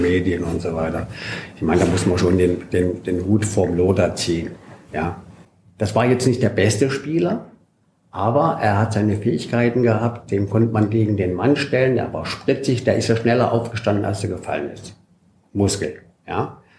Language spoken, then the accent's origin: German; Bollberg, Saxony-Anhalt, Germany; moved away as an adult; also born or lived in France; mein Heimatdorf Bolleben